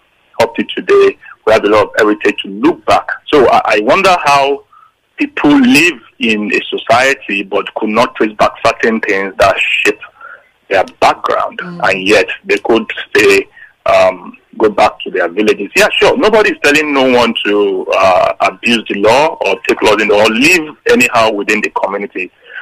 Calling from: Lagos, Nigeria; I'm calling from Lagos, Magodo.

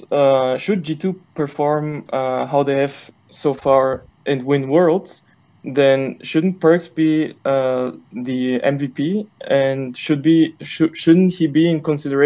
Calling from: Germany; I'm calling from Germany.

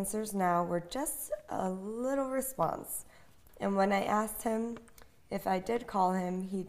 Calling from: New York, United States; from New York.

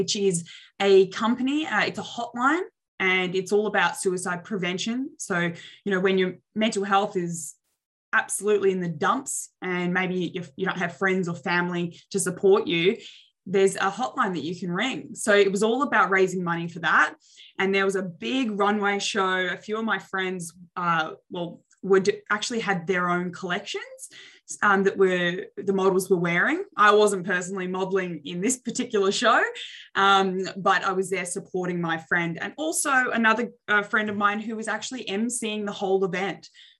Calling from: Adelaide, South Australia, Australia; Yeah, so I'm tuning in from Adelaide, Australia, which is right next door to Melbourne, if anybody is familiar with Australia.

